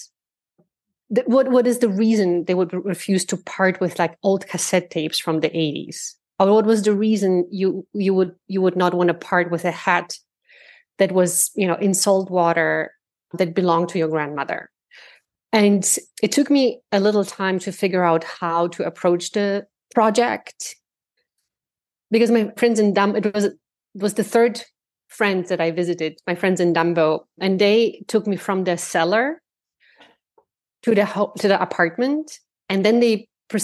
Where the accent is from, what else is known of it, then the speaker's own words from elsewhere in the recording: Germany; moved away as an adult; now in United States; my parents moved to Germany, and then later, and I grew up in Germany, and then 13 years later, I moved to the States